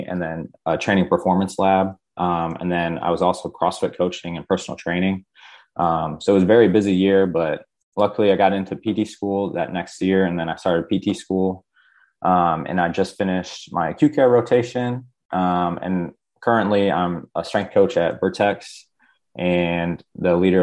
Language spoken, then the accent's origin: English; Bay City, Michigan, United States; moved away as an adult; now in South Carolina, United States; I grew up in Bay City, Michigan.